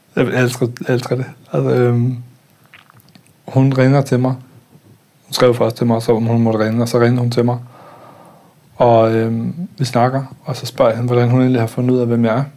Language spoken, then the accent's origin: Danish; Denmark; moved away; also born or lived in Østerbro, Copenhagen / Nørrebro, Copenhagen; en kultur, jeg voksede op i i Jylland